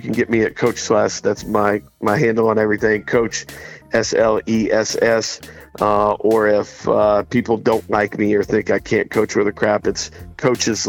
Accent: Bloomington, Indiana, United States; moved away; Bloomington, Indiana, my hometown

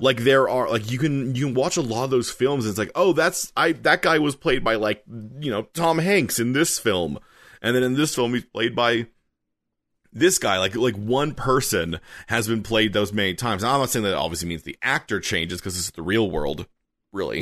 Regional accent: Canada; a Canadian writer

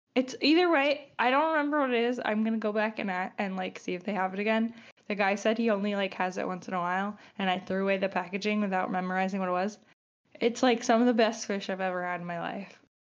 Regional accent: Long Island, New York, United States; I'm from Long Island, you know, we ate pasta

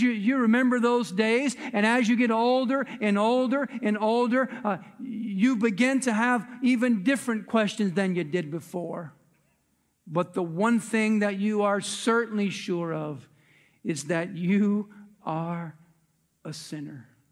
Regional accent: United States; we as American citizens

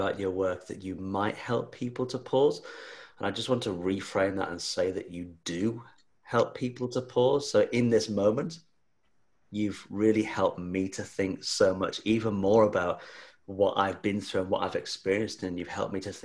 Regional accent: Australia; being an Aussie.

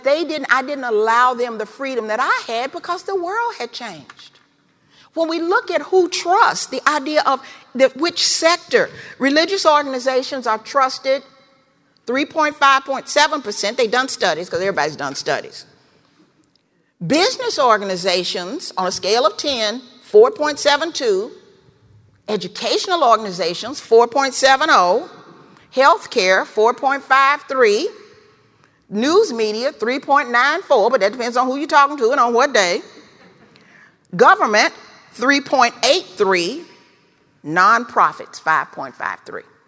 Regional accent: Memphis, Tennessee, United States; I learned how to walk in Memphis. I was born in Memphis. My family lived in the Foot Home Housing Projects

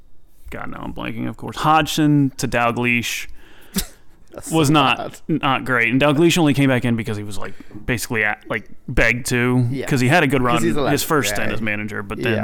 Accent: Charlotte, North Carolina, United States; But I grew up in Charlotte and kind of still am bitter towards Charlotte for getting the team

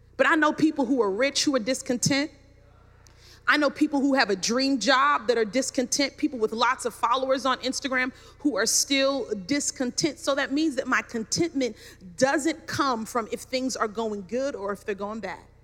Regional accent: New York City, New York, United States; I grew up in Brooklyn, New York, had the finest education

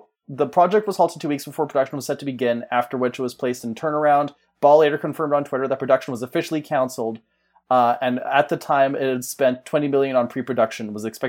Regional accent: United Kingdom; Oh, I'm British.

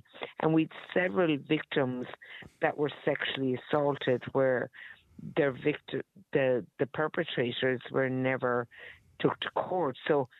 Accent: Ireland; I'm Irish

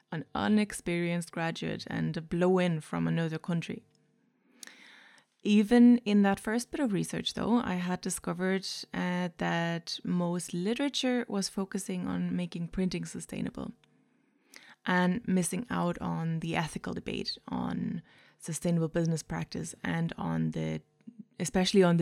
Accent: Germany; accent: mix of German, Irish; English is a second language; now in Ireland; I'm from Germany originally, but I've emigrated to Ireland many moons ago. So, if you were wondering what that weird accent is, it's a mix of German, Irish, and whoever I listen to on a daily basis.

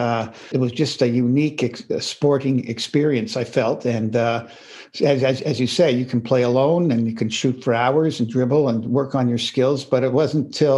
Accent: Toronto, Ontario, Canada; I grew up in the middle part of the city in Toronto

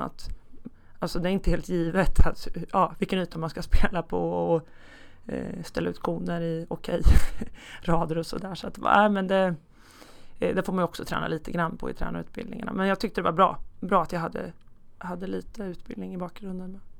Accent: Hallsberg, Örebro County, Sweden; började som fotbollsspelare i Hallsbergs bollklubb där jag ja, det är min födelseort. Där jag bodde också tills jag var 19 år

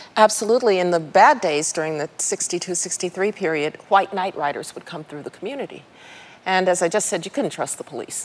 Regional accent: Birmingham, Alabama, United States; I grew up in Birmingham, Alabama

